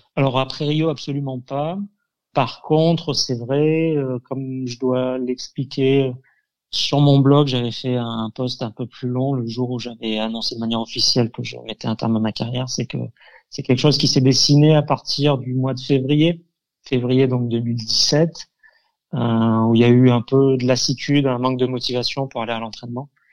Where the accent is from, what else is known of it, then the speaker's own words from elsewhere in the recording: Avignon, Provence-Alpes-Côte d'Azur, France; je suis un avignonnais pur souche. Hein. Je suis né à Avignon, j'ai été formé à Avignon